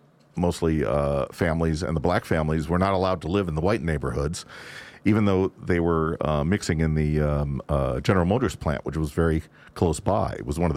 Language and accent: English; California, United States; Growing up in Southern California, it just seemed like any time you wanted to plan anything, it was going to happen because you never had to stop because it was raining or anything like that.